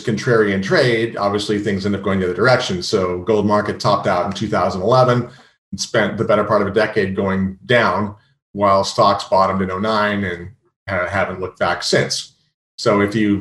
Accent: California, United States; moved away as an adult; also born or lived in San Francisco / New York; I'm from California and I always felt like an outsider on Wall Street

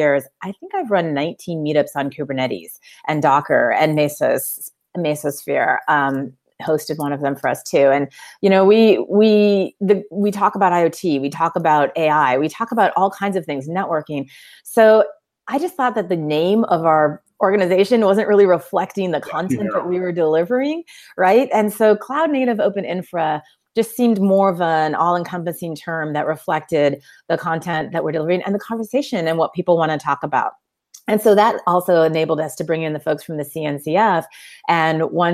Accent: Silicon Valley, California, United States; I grew up here in the Silicon Valley

